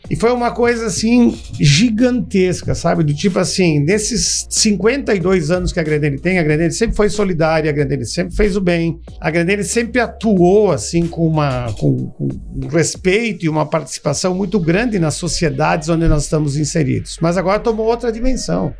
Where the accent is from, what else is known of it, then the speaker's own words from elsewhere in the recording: Rio Grande do Sul, Brazil; moved away as an adult; also born or lived in Ceará / Fortaleza; now in Sobral, Brazil; sou nascido no Rio Grande do Sul, mas há 30 anos, né, aqui no estado do Ceará